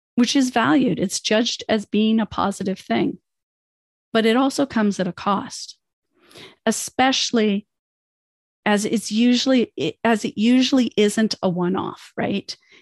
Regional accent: Canada; also born or lived in United States; I'm Canadian. but I'm also an immigrant. I came to Canada as a child

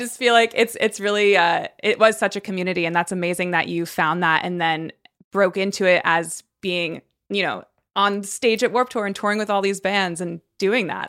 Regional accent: Connecticut, United States; I grew up in Connecticut, so, like, you know, middle of nowhere

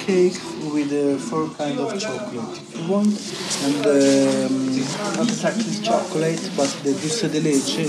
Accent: Southern Italy, Italy; now in Argentina; I come from South Italy. I'm not Argentinian.

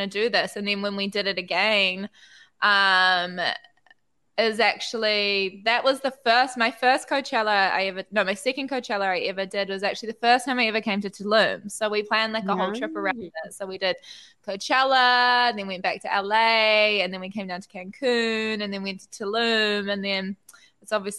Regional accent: New Zealand; I'm from New Zealand

